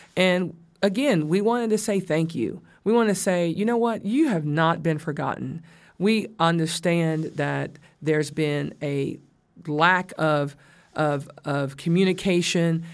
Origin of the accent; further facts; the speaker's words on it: the South, United States; I'm from the South